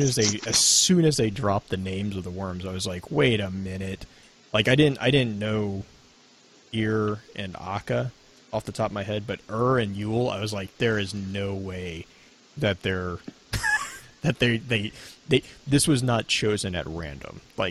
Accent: the South, United States; I am from the South

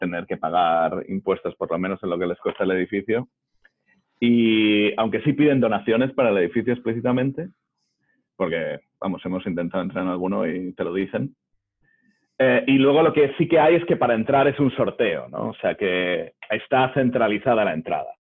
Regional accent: Madrid, Community of Madrid, Spain; moved away as an adult; now in Washington, United States; yo me crié en Madrid, o sea que yo conozco, yo soy ah, también producto de mi abuelo es el de Colunga. Yo ya estoy trasplantado.

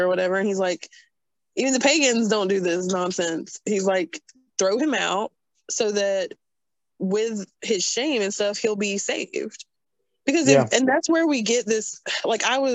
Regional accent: North Carolina, United States; I am redneck from North Carolina

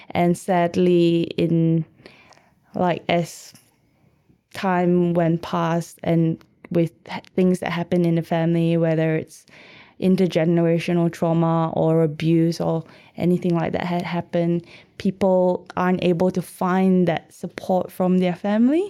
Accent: Malaysia; now in Melbourne, Australia; I'm from Malaysia

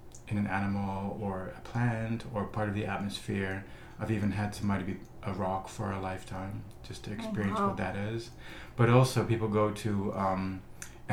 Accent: Netherlands; now in Los Angeles, United States; as a kid, you know, growing up in the Netherlands

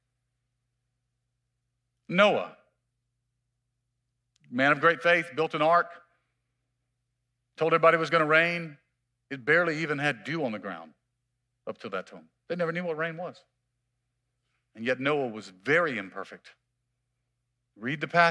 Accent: Mississippi, United States; I'm from Mississippi

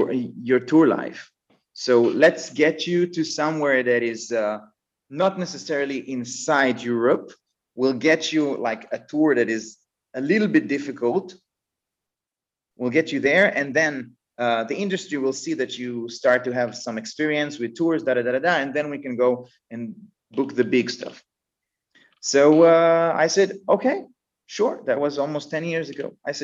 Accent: Israel; And then they told me, where are you from? And I said, I'm from Israel.

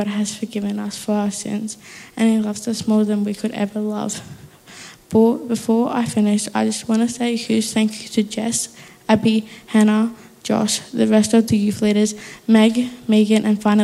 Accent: Melbourne, Victoria, Australia; also born or lived in Warrnambool; I grew up in Melbourne, then moved to Warrnambool

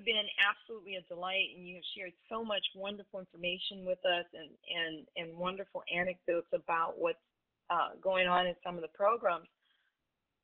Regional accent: New Orleans, Louisiana, United States; I'm from New Orleans

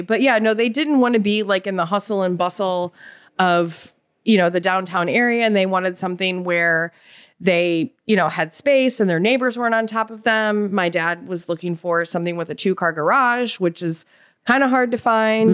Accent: Chicago, Illinois, United States; moved away as an adult; now in Savannah, United States; we're both from Chicago

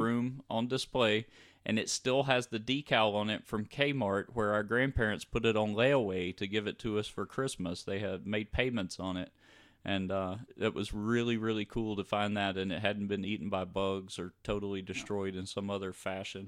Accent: Louisiana, United States; we grew up in Louisiana

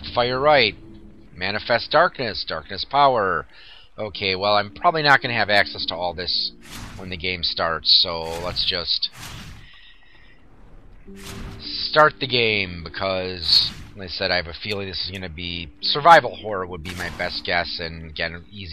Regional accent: Wisconsin, United States; I'm from Wisconsin, so hey, you know, cow country.

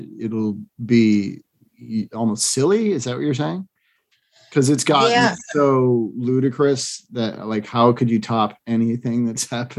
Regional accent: Massachusetts, United States; now in Southern California, United States; growing up in Massachusetts

